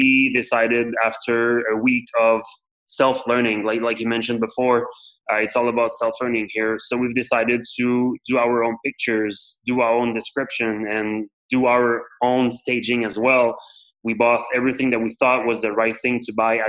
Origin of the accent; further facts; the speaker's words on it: Montreal, Quebec, Canada; I was born and raised here in the Montreal area